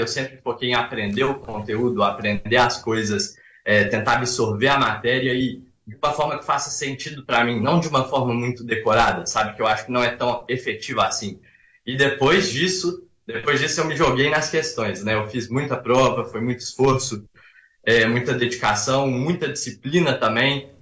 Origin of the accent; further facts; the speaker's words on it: Belo Horizonte, Minas Gerais, Brazil; eu sou de BH, tenho 19 anos